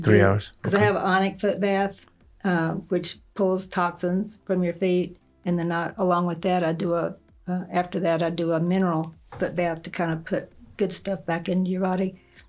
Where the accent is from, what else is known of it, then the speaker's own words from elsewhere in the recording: Texas, United States; now in Ruidoso, United States; East Texas.